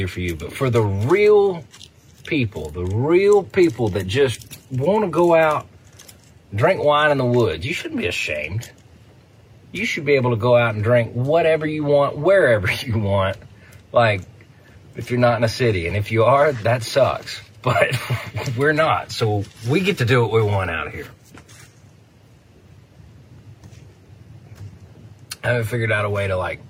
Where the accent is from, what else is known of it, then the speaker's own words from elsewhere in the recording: West Tennessee, United States; also born or lived in Jackson, Tennessee / Huntingdon, Tennessee; I'm from West Tennessee. Split my time between Jackson and Huntington. Grew up in the woods.